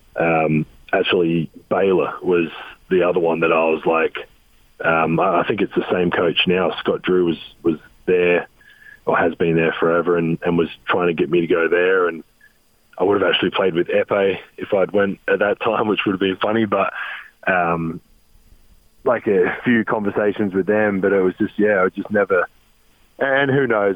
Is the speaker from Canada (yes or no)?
no; Adelaide, South Australia, Australia; moved away as an adult; also born or lived in Europe; now in Salt Lake City, United States; Adelaide, my hometown